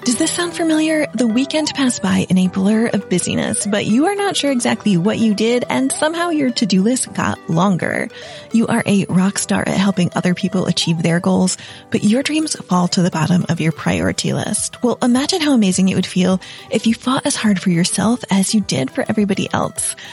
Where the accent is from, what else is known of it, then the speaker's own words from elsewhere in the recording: United States; moved away as an adult; also born or lived in Italy; I'm an American who in 2010 moved to Italy on my own